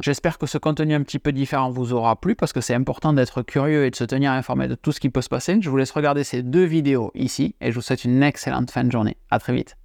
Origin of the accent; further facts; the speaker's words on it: Tarbes, Occitania, France; je suis natif de Tarbes, au pied des Pyrénées, mais côté français de la frontière